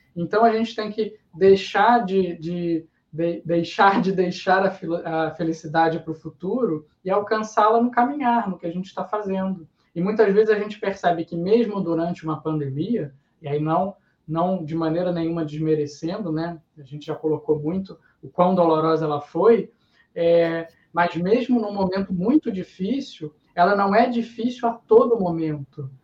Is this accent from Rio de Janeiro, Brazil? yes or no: yes; Niterói, Rio de Janeiro, Brazil; a gente é de Niterói